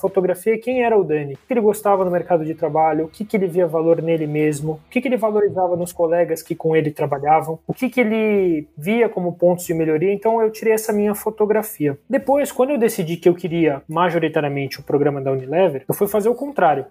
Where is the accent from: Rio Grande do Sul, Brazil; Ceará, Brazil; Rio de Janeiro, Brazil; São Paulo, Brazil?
São Paulo, Brazil; Sou natural aqui de São Paulo, capital